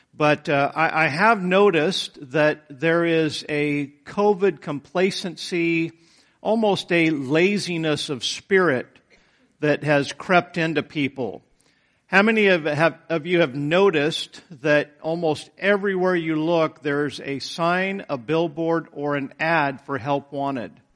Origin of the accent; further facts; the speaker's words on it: United States; I'm an American